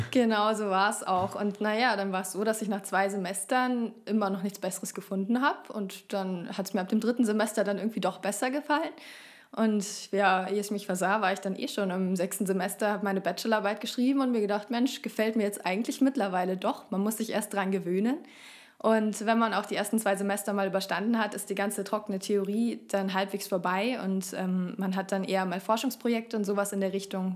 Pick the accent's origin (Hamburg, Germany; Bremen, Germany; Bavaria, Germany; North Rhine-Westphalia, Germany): Bavaria, Germany; Fürstenfeldbruck; moved away; also born or lived in Augsburg; wir kommen so aus Fürstenfeldbruck bei München